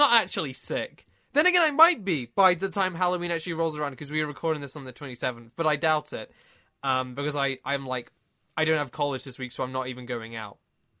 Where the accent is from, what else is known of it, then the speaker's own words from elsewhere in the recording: United Kingdom; What can I say? I'm British.